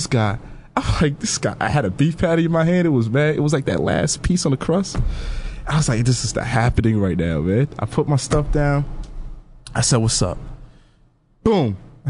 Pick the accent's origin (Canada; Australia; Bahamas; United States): United States; New York City, New York; I grew up in New York City my whole life.